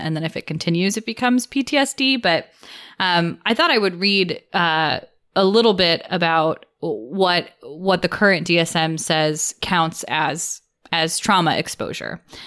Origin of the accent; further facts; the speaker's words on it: United States; the culture that, that I grew up in here in America.